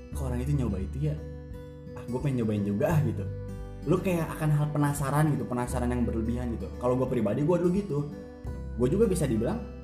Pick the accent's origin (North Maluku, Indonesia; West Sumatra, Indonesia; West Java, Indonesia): West Java, Indonesia; Bogor; gue dari SD di Bogor gitu SD Bogor SMP Bogor sampai SMA gue Bogor